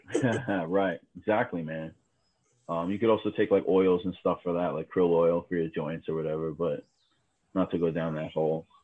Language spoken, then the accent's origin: English; New York City, New York, United States; also born or lived in Brooklyn; I grew up in Queens, man. Uh, I was born in Brooklyn. I grew up in Queens